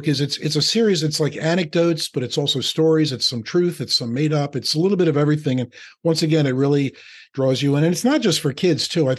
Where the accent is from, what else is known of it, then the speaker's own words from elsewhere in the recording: Philadelphia, Pennsylvania, United States; now in New Jersey, United States; Just like I've been in New Jersey for 30 years, but I'll always be from Philadelphia